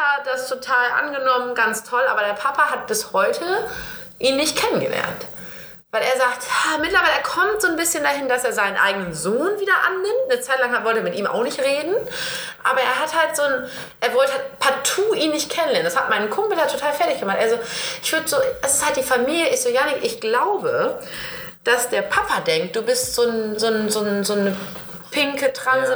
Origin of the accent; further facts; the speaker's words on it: East Frisia, Lower Saxony, Germany; in Ostfriesland, wo ich groß geworden bin